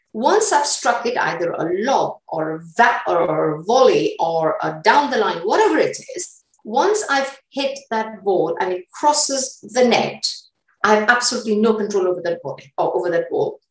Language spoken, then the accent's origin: English; Uganda; now in United Kingdom; I was born in Uganda